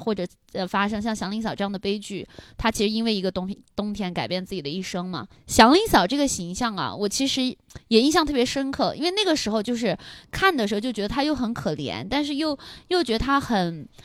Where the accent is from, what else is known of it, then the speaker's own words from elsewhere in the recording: southern China, China; 我们南方小时候只能看到电视剧里面就觉得那种下雪好美啊